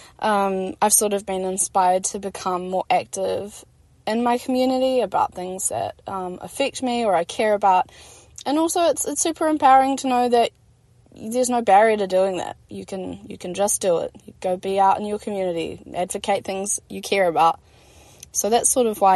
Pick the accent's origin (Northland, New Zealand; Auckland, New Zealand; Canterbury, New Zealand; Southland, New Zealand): Canterbury, New Zealand; Christchurch; I've been born and raised in Otatahi